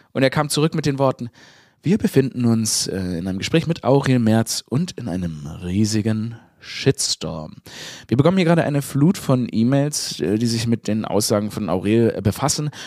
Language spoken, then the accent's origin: German; Stuttgart, Baden-Württemberg, Germany; moved away; ich bin ja in Stuttgart geboren. Das ist ja meine Heimatstadt.